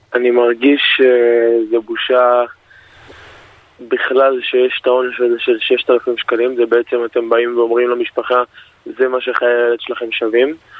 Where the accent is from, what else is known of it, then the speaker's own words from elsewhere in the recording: Elei Sinai, Gaza envelope, Israel; now in Palmachim, Israel; אנחנו חברים מגיל אפס, אנחנו גדלנו ביחד בעוטף עזה, במושב אלי סיני